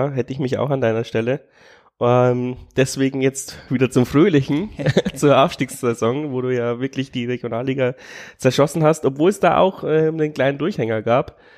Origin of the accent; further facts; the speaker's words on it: Bavaria, Germany; ich komme aus der Nähe von Amberg.